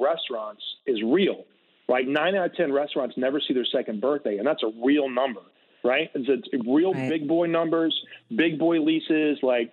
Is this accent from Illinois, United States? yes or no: no; Greenville, South Carolina, United States; moved away as an adult; also born or lived in New York City; now in California, United States; my hometown of Greenville, South Carolina.